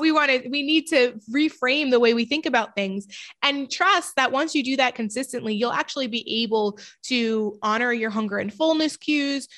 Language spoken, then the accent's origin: English; New York, United States; I'm from New York